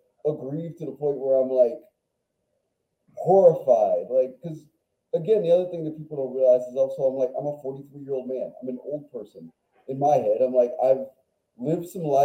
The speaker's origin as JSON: {"language": "English", "town": "Washington", "region": "District of Columbia", "country": "United States", "tie": "born or raised there", "said": "I'm from Washington, D.C., born and raised, far northeast Washington"}